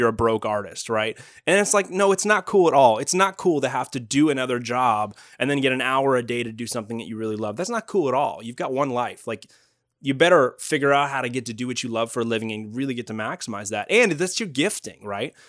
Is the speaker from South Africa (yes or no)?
no; Canada; moved away as an adult; also born or lived in Toronto; now in Northern California, United States; I'm actually Canadian